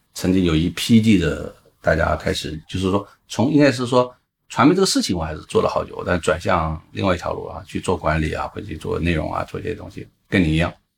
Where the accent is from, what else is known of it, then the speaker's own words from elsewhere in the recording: Guizhou, China; moved away; 因为贵州是我的家乡